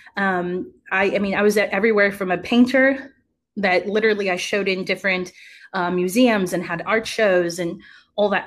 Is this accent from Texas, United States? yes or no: yes; Uvalde, Texas, United States; moved away as an adult; also born or lived in Atlanta, Georgia; now in San Antonio, United States; I came from a really small town in Uvalde, Texas